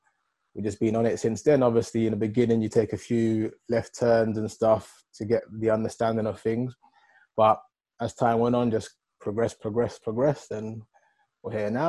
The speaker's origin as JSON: {"language": "English", "town": "Wood Green", "region": "London", "country": "United Kingdom", "tie": "born or raised there", "said": "So I grew up in North London, Wood Green. I went to school, the Bromfield School, secondary school."}